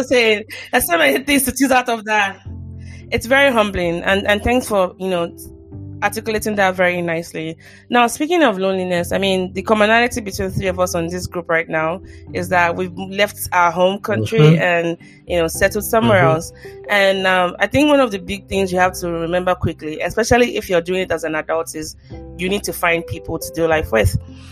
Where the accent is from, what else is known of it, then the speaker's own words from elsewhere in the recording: Nigeria; now in United States; growing up in Nigeria